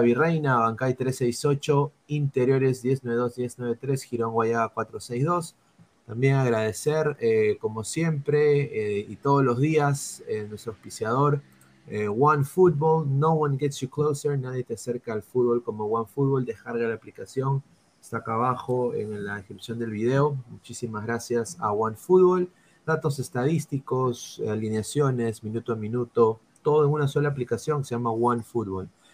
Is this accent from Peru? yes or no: yes; Peru; como peruano